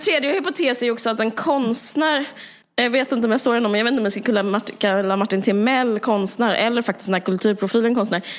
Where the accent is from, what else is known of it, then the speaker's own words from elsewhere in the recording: Sweden; vi är ju svenskar